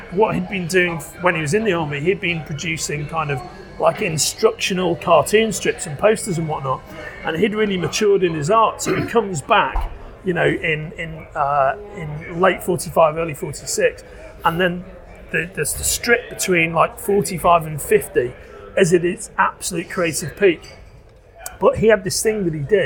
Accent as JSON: {"language": "English", "town": "Liverpool", "region": "North West England", "country": "United Kingdom", "tie": "born or raised there", "moved": "as an adult", "lives_now": "London, United Kingdom", "said": "Liverpool, my hometown"}